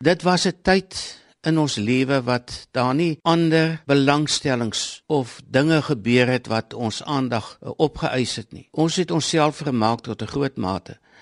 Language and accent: Afrikaans; South Africa; ek kom van Vrashoek af